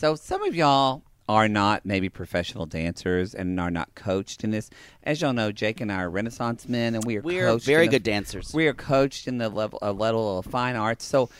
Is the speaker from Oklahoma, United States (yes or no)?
yes; Oklahoma, United States; I'm from Oklahoma